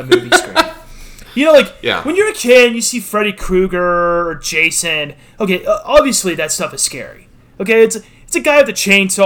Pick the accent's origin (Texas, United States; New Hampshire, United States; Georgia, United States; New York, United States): Texas, United States; I grew up in Texas